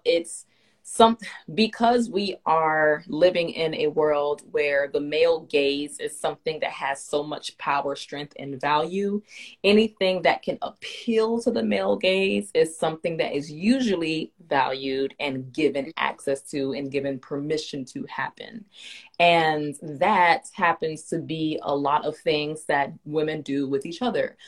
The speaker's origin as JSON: {"language": "English", "town": "Miami", "region": "Florida", "country": "United States", "tie": "born or raised there", "said": "I grew up in Miami, we not the most friendly"}